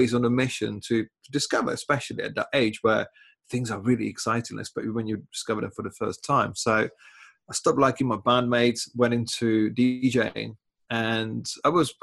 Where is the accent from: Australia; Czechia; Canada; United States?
Czechia; English is a second language; moved away as an adult; now in England, United Kingdom; I was born in Czech Republic, living in England for 20 years